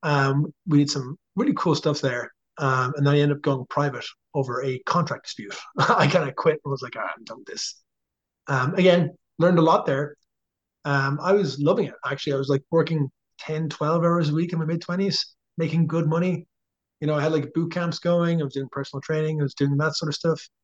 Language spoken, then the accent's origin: English; Dublin, Leinster, Ireland; moved away as an adult; also born or lived in Drogheda, Ireland; now in United States; we're from Dublin.